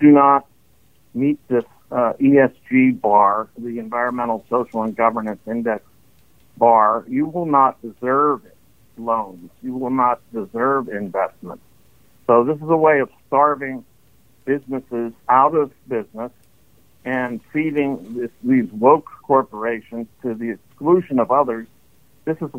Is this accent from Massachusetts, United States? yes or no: no; Pittsburgh, Pennsylvania, United States; moved away as an adult; also born or lived in New York; I am from the Pittsburgh area. I grew up in a large Catholic family